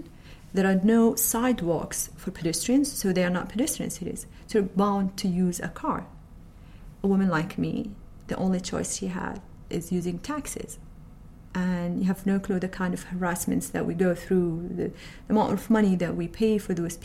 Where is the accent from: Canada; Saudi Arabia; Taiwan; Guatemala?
Saudi Arabia; I work in the Arabian Oil Company as IT specialist, and I'm from Saudi Arabia